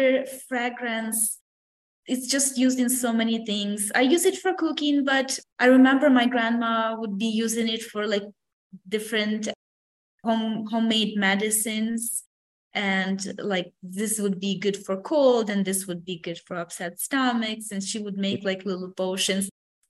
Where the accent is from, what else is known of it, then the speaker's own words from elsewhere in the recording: a small town in Vinnytsia region, Vinnytsia Oblast, Ukraine; now in San Antonio, United States; my hometown